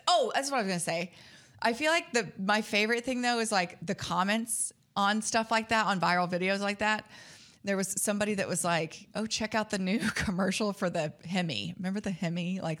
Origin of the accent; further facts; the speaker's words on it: West Texas, United States; also born or lived in Plainview, Texas / Lubbock, Texas; now in Dallas, United States; Like I'm from fucking West Texas. Like I'm from Plainview and Lubbock. Like those are like the windiest places on the planet.